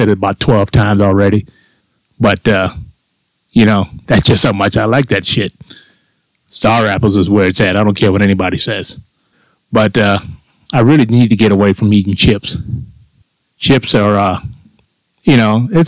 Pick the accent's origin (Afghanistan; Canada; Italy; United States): United States; Florida; when I was a child growing up in Florida.